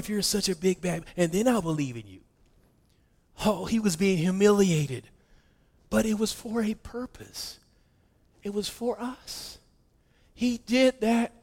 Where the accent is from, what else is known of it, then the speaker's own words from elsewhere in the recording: West Virginia, United States; I'm from West Virginia, so I didn't even pronounce that correctly